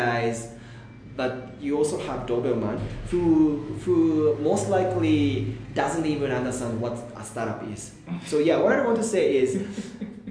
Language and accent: English; Tokyo, Japan; moved away as an adult; also born or lived in Botswana / Kenya; now in Nairobi, Kenya; Yeah, so I'm Japanese. I was born in, raised in Tokyo.